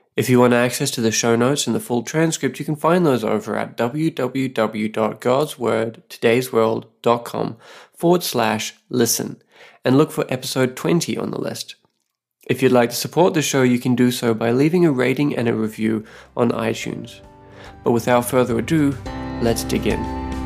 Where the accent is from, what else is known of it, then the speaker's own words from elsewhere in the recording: Australia; now in Saipan, Northern Mariana Islands; I'm an Aussie writer and pastor living with my wife on a tiny island called Saipan.